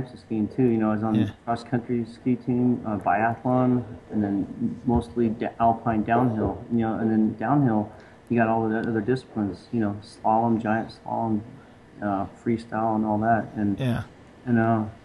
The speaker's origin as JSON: {"language": "English", "region": "Rocky Mountains", "country": "United States", "tie": "born or raised there", "said": "I was growing up in the Rocky Mountains camping, hiking, hunting, fishing"}